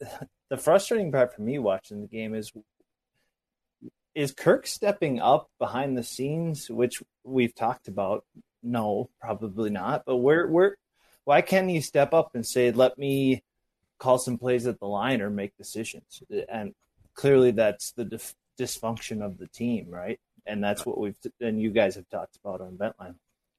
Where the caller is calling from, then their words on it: Eau Claire, Wisconsin, United States; I'm calling from Eau Claire, Wisconsin, on the other side of the border.